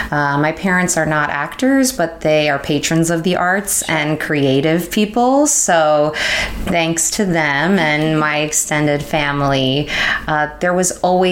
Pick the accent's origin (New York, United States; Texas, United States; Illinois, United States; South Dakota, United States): New York, United States; And I was born on the Upper West Side and I moved to Long Island when I was six.